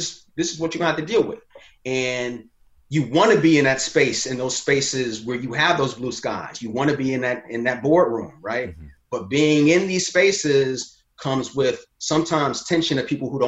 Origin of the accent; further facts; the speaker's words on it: Chicago, Illinois, United States; also born or lived in Morehouse (Atlanta, Georgia); I grew up in the South suburbs of Chicago, but I was born on the South side of Chicago.